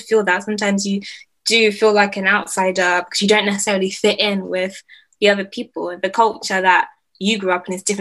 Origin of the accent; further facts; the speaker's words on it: London, United Kingdom; I grew up in London, and like everybody here is like ethnic minority